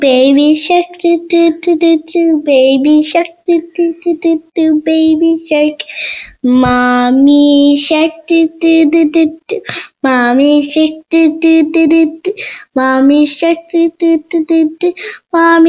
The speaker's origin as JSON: {"language": "English", "region": "Maryland", "country": "United States"}